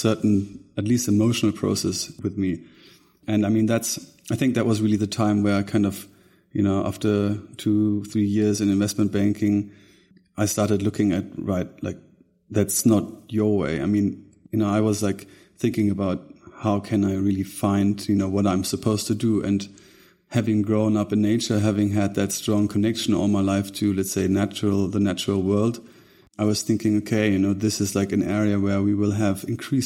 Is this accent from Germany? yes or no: yes; Germany; born or raised there; also born or lived in Munich